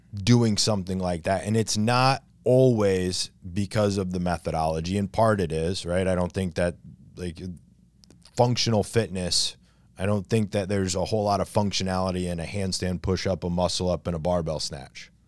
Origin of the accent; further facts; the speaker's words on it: near Coldwater, Michigan, United States; moved away as an adult; now in Long Beach, New York, United States; It wasn't my hometown, but it was close enough. It was, like, five miles away. It was a town called Coldwater, Michigan